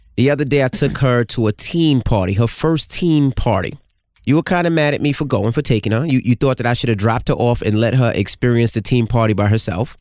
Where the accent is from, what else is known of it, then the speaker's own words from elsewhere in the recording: New York City, New York, United States; I'm from Queens